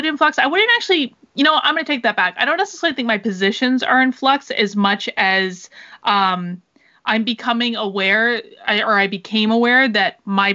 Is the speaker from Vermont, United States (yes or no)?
yes; Vermont, United States; moved away as an adult; now in New Hampshire, United States; I'm from Vermont. Like, Vermont is very, very liberal state